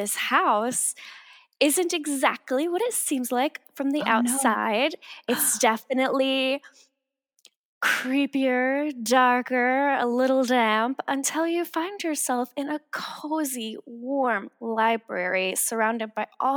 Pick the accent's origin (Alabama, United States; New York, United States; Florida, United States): Florida, United States; now in Los Angeles, United States; I'm from the South originally. I'm from Florida